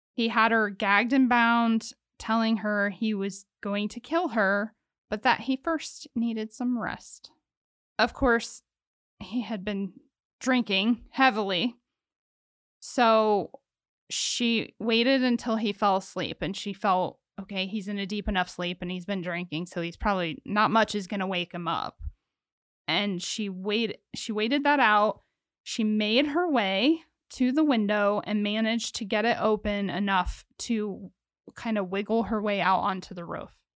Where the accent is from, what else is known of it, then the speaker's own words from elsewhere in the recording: Ohio, United States; I'm from Ohio and I was a child of a divorce